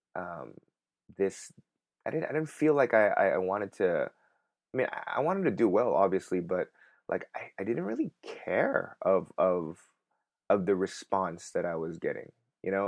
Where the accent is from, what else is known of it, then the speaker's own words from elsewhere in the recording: Los Angeles, California, United States; moved away as an adult; now in Korea; I'm, I'm from Los Angeles